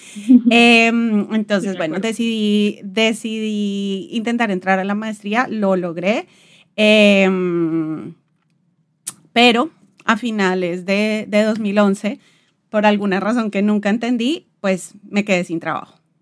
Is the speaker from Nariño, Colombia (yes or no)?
no; Bogotá, Colombia; moved away as an adult; also born or lived in London; now in Portugal; Yo soy de Bogotá, viví toda la vida, todo el tiempo estuve en, Bogotá